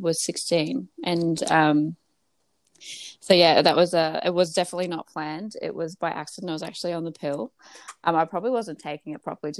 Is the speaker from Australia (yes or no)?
yes; Gold Coast, Queensland, Australia; I am from the Gold Coast